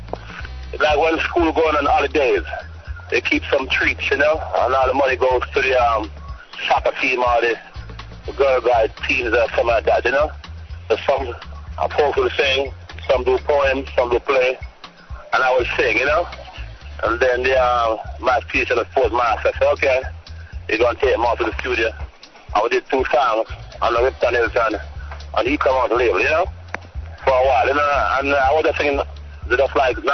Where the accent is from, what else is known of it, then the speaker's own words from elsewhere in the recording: Kingston, Jamaica; also born or lived in Trenchtown; I grew up in Kingston